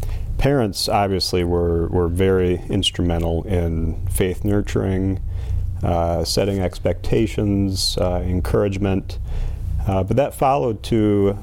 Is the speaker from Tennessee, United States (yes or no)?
no; Grand Rapids, Michigan, United States; I am a Grand Rapids resident my entire life. I grew up in Brookside Christian Reformed Church. Went to Millbrook Christian School, Grand Rapids Christian School, Calvin College.